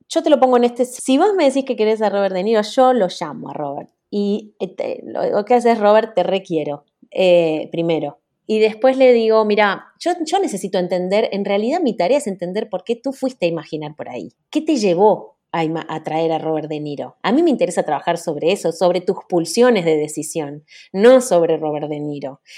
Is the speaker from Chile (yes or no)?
no; Argentina; nací en Argentina, soy la, primera argentina de familia uruguaya completa